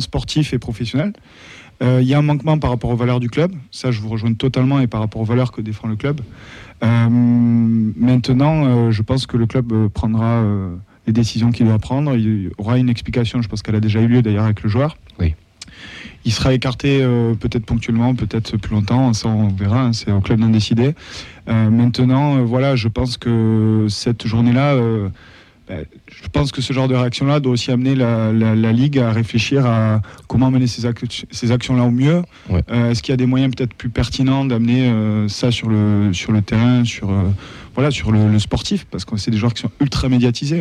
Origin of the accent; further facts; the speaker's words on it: Toulouse, Occitania, France; quand on est Toulousain